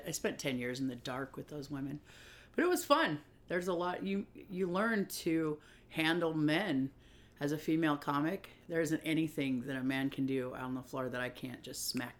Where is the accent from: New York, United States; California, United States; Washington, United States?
Washington, United States; Puyallup; I'm from Puyallup, Washington, which is a small town